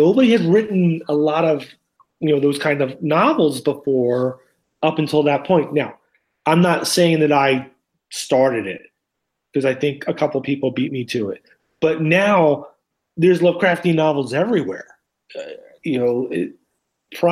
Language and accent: English; outside of Philadelphia, Pennsylvania, United States; as a kid and growing up outside of Philadelphia, we went to the Horsham Bookworm